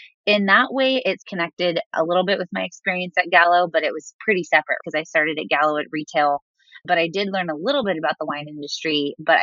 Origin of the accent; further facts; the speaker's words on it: Southern California, United States; also born or lived in Arizona; I'm originally from Southern California, and I ended up right back where I started. So I'm back in California